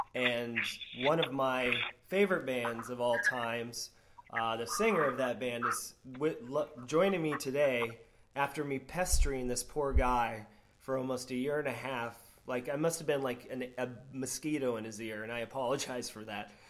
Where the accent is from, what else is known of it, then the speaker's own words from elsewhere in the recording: Florida, United States; growing up in Florida